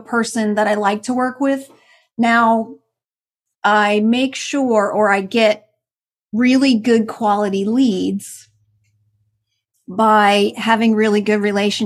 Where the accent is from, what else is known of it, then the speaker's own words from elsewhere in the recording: New Jersey, United States; moved away; I'm originally from New Jersey